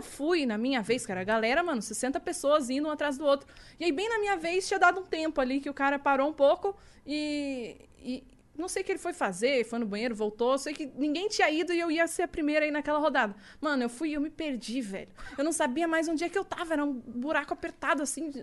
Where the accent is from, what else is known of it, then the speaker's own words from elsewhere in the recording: the South, Rio Grande do Sul, Brazil; sou do Sul